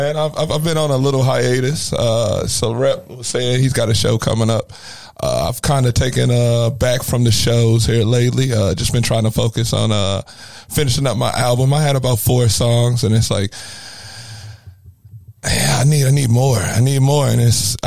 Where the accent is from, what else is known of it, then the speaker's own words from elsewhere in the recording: Granite City, Illinois, United States; I'm from Granite City, Illinois originally